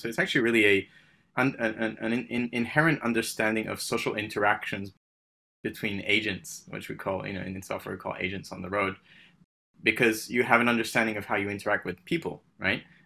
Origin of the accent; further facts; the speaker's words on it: Paris, Île-de-France, France; moved away; also born or lived in United Kingdom; I'm originally from the U K. I, I, I grew up in France, which is maybe an oxymoron. Um, I, uh, I, so I called Paris my home.